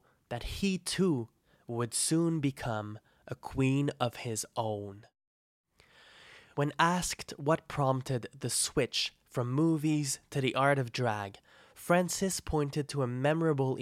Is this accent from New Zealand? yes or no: no; Trois-Rivières, Quebec, Canada; my hometown of Trois-Rivières